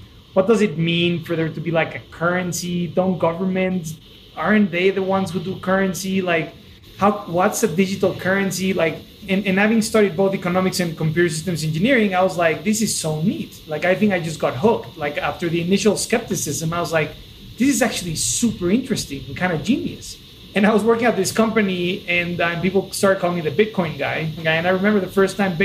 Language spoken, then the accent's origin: English; Mexico City, Mexico; moved away as an adult; also born or lived in United States / San Francisco; I'm originally from Mexico. I was born and raised in Mexico City, and then I went to college to the States.